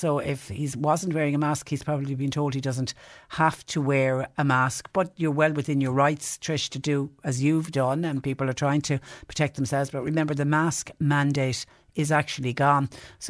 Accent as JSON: {"language": "English", "town": "Kinsale", "region": "Munster", "country": "Ireland", "tie": "born or raised there", "said": "I've been involved with helping Ukrainian refugee families settle in my hometown of Kinsale."}